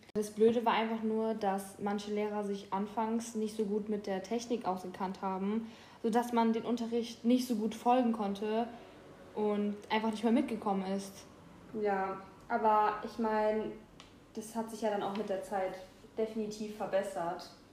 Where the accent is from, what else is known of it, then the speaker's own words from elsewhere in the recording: Mannheim, Baden-Württemberg, Germany; wir kommen beide aus Mannheim.